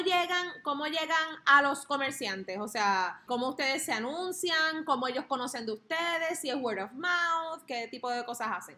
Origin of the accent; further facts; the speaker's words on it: south, Puerto Rico; en el área sur, que es de donde yo soy, de donde somos